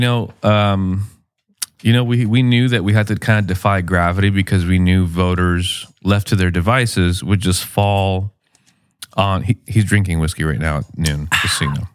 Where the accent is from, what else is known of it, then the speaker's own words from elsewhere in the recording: Chula Vista, California, United States; I grew up in West Chula Vista, off of J Street on Woodlawn and Kearney